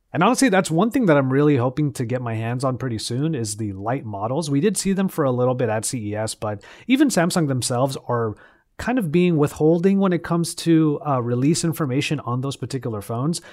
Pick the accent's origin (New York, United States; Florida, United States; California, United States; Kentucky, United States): California, United States; Los Angeles; my hometown of Los Angeles